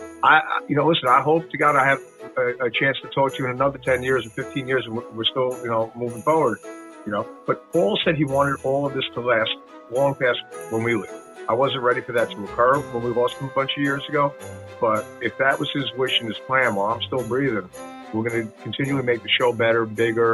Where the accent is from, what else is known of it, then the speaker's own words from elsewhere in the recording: Long Island, New York, United States; I grew up Italian Catholic on Long Island